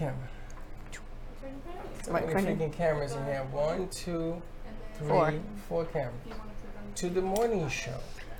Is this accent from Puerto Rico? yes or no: yes; Puerto Rico; moved away; I grew up in Puerto Rico and I played football there